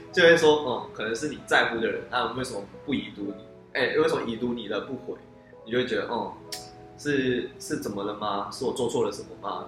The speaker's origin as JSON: {"language": "Chinese", "town": "George Town", "region": "Penang", "country": "Malaysia", "said": "那我是来自马来西亚槟城的"}